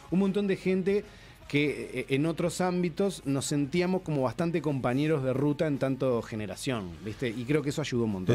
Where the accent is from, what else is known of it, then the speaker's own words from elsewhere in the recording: Uruguay; also born or lived in Argentina / Spain; yo me siento uruguayo